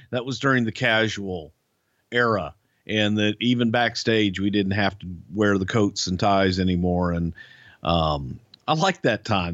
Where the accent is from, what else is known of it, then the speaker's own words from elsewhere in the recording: Friendswood, Texas, United States; my hometown here in Friendswood, Texas